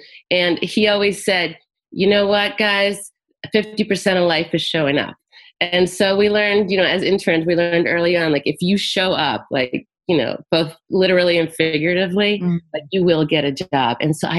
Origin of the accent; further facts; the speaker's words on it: Florida, United States; also born or lived in South America; And then I grew up in South Florida after South America.